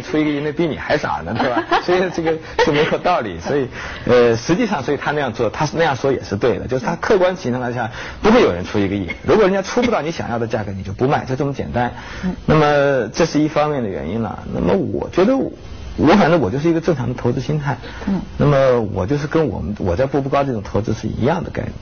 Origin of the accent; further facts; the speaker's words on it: Nanchang, Jiangxi, China; moved away; also born or lived in Taihe, Ji'an, Jiangxi (ancestral home) / Jinggangshan area, Jiangxi; 其实我是在南昌南昌。出生的，啊。嗯，但是老家呢，就是我们这个户籍的这个说法，老家是叫太和